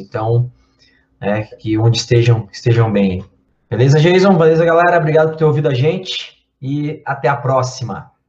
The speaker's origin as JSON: {"language": "Portuguese", "town": "Blumenau", "region": "Santa Catarina", "country": "Brazil", "tie": "born or raised there", "said": "Blumenau, que é a cidade, minha cidade natal"}